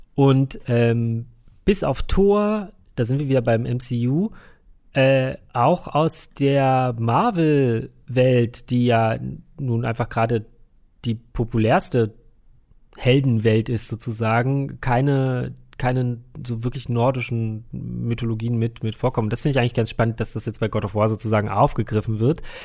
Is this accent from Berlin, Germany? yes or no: yes; Berlin, Germany; bei uns in Berlin